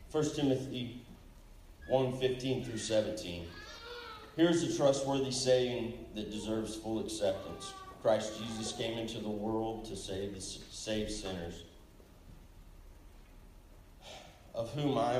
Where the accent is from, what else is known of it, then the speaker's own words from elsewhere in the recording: Enid, Oklahoma, United States; I grew up here in Enid, Oklahoma